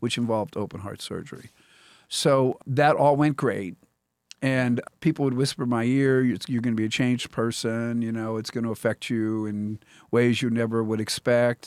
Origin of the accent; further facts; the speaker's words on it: Pennsylvania, United States; now in Columbia, Missouri, United States; I grew up in Pennsylvania.